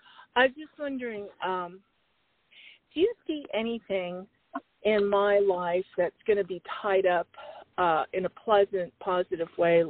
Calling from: Phoenix, Arizona, United States; Hi. Phoenix, Arizona, United

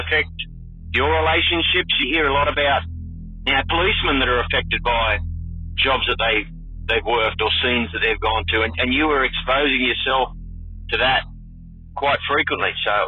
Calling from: Australia; Hi, Chris. I'm a listener from Australia.

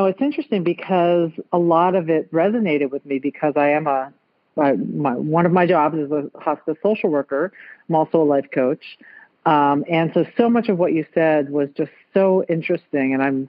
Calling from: San Diego, California, United States; Well, I'm calling from San Diego. I live in Encinitas, California.

